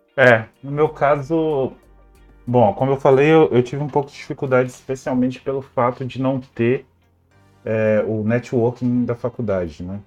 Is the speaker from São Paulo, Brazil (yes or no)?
no; Belo Horizonte, Minas Gerais, Brazil; moved away as an adult; now in Lisbon, Portugal; eu sou de Belo Horizonte, no estado de Minas Gerais